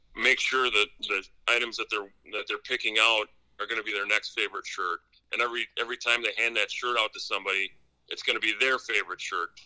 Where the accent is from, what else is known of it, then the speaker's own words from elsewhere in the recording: Wisconsin, United States; I'm been born and raised in Wisconsin